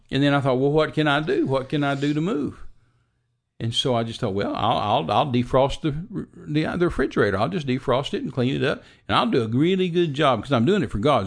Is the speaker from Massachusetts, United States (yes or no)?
no; Midland, Texas, United States; also born or lived in Big Spring, Texas; I was raised in Midland, Texas, out in the desert, and, uh, West Texas.